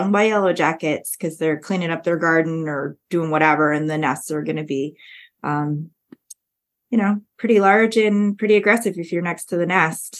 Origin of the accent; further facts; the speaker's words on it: Canada; now in Nebraska, United States; I'm Canadian.